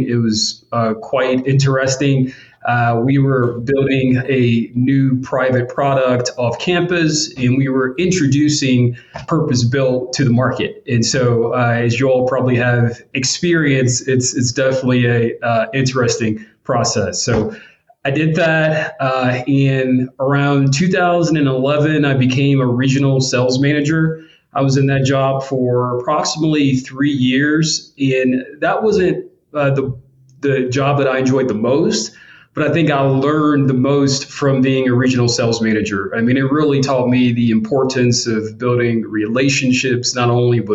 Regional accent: St. Louis, Missouri, United States; moved away; I'm originally from St. Louis, born and raised there

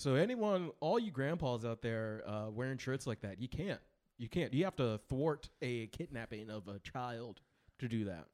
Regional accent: Midwest, United States; I'm from the Midwest

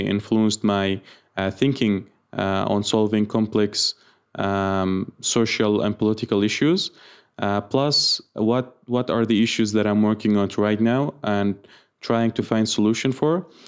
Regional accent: Iraq; I'm from Iraq

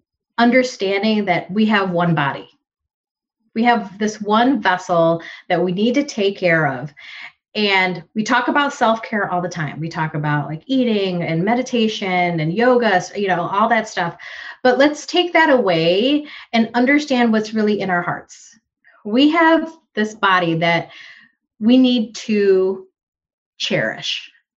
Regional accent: Philippines; And I'm sorry, for me being a Filipino woman, I love my Filipino food. I love rice.

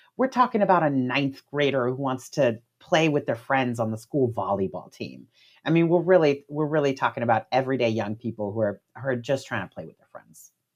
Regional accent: Miami, Florida, United States; I'm from Florida myself, I'm from Miami, um, and my family is Cuban American

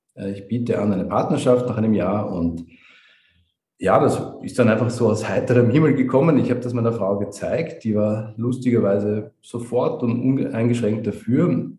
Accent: Vienna, Austria; moved away as an adult; also born or lived in Maastricht; now in Ras Al Khaimah, United Arab Emirates; bin äh, ein echter Österreicher, bin in, in Wien geboren und habe auch wirklich fast mein gesamtes Leben in Wien verbracht.

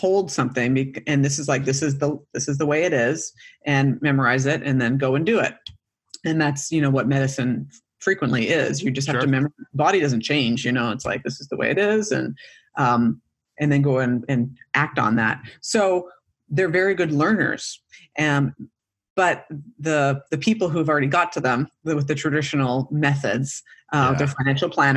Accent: Canada; moved away as an adult; I grew up in Canada

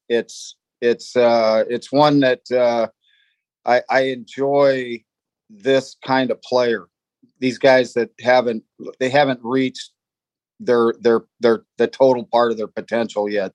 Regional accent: Los Angeles, California, United States; we grew up in the San Fernando Valley in, in Southern California

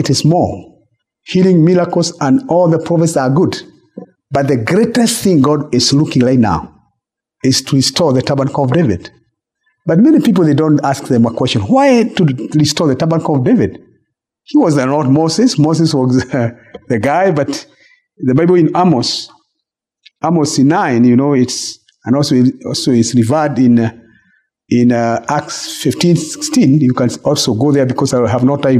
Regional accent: Kenya; I'm Kenyan

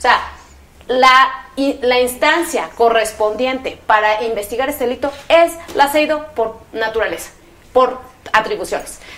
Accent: Oaxaca, Mexico; Oaxaca, yo soy de Oaxaca, se aliaron ahí también eh, partidos de oposición y fue un desastre

